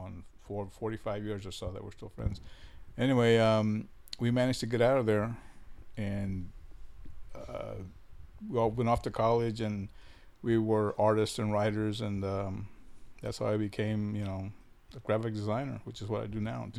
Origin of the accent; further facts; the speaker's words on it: Odem, Texas, United States; also born or lived in Corpus Christi, Texas; I grew up in Odem. That's where I went to school. That's where I was raised